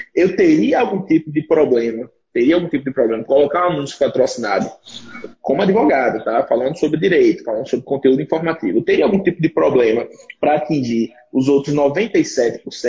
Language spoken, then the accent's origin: Portuguese; Aracaju, Sergipe, Brazil; eu sou de Sergipe